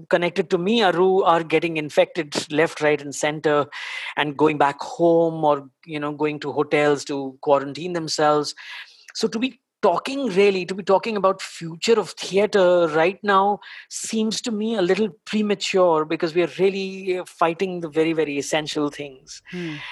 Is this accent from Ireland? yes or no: no; Delhi, India; now in Mumbai, India; I, I live in Bombay, but I'm basically from Delhi